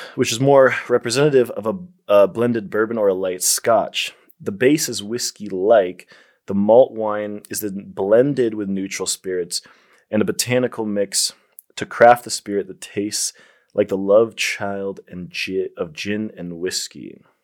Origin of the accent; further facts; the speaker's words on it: Colorado, United States; I'm from Colorado, the first state to legalize it